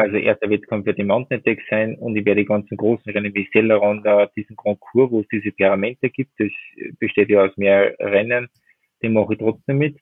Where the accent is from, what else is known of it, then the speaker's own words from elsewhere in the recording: Werfenweng, Salzburg, Austria; in meiner Heimat in Werfmen